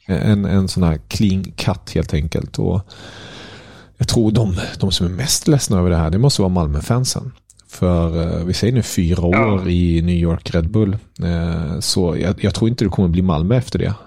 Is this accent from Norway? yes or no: no; Germany; moved away; som tysk